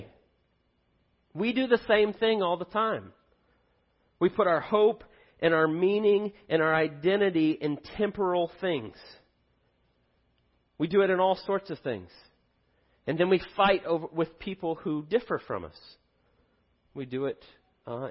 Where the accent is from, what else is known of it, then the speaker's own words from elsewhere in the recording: United States; We are blessed beyond belief to live in the United States